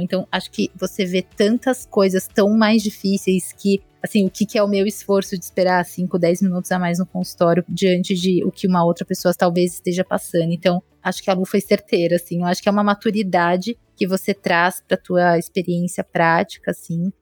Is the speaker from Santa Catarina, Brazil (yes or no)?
no; São Paulo, Brazil; moved away as an adult; now in João Pessoa, Brazil; eu sou paulistana